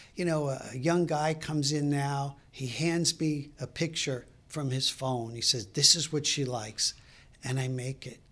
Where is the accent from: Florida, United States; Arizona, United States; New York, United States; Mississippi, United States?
New York, United States; Brooklyn; moved away as an adult; also born or lived in Fairfax, Virginia; now in Clifton, United States; I grew up in Brooklyn